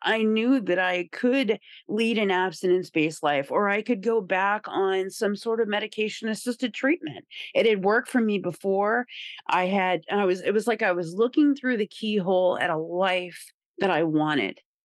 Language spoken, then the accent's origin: English; Indiana, United States; moved away as an adult; also born or lived in Rhode Island / Boston; I was raised in Indiana, so, you know, I was a country girl and small town kinda vibes.